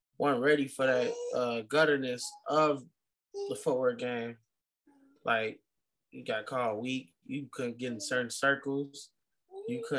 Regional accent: Chicago, Illinois, United States; growing up in Chicago

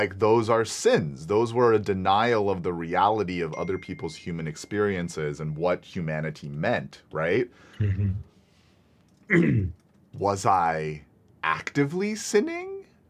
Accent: Singapore; I'm from Singapore. It's a different country.

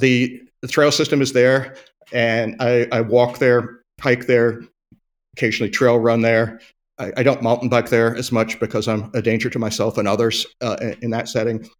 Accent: United States; we're American

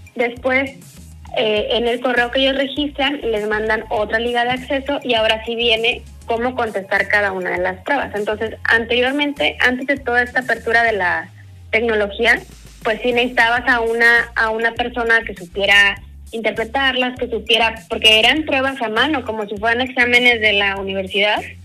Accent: Mexico; como buen mexicano

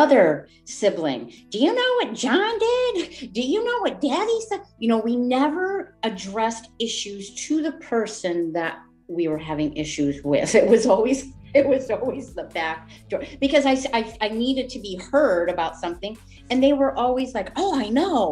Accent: Wolcott, Connecticut, United States; where I grew up in Woolcott, Connecticut. I've been a resident of Connecticut my whole 57 years.

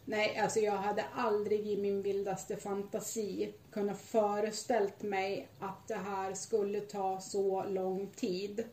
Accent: Sweden; Jag är svensk medborgare

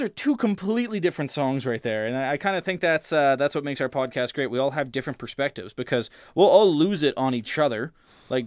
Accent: Canada; We're Canadian. We're not just Canadian, we're from the Prairies and the Maritimes, the two nicest Canadians

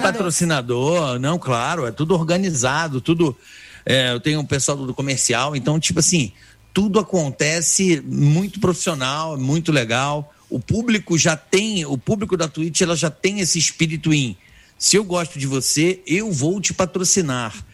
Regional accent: Rio de Janeiro, Brazil; now in São Paulo, Brazil; como carioca, sou um botafoguense

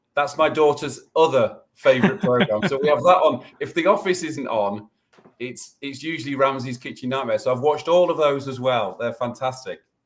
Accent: United Kingdom; we're British

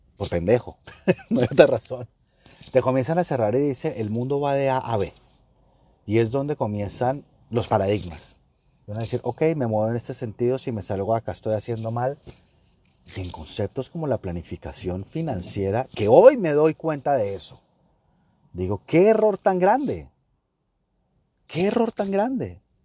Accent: Colombia; estoy en Colombia, estoy en mi país

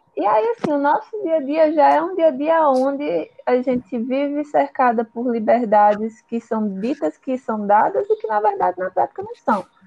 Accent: Northeast Region, Brazil; Sou nordestina

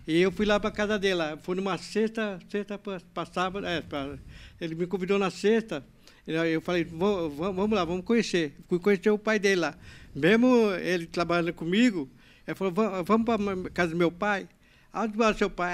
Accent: São Paulo, Brazil; now in Santa Isabel, Brazil; Eu morava na Vila Gustavo

